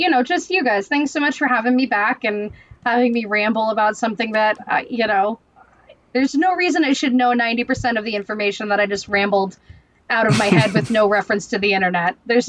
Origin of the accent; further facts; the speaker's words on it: Long Island, New York, United States; I graduated high school in 2006. I'm also from Long Island